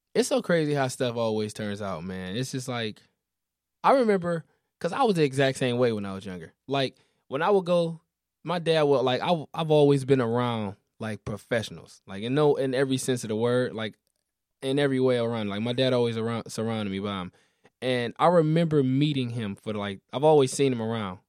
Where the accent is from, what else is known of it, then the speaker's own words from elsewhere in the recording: Detroit, Michigan, United States; I'm from all the way east Detroit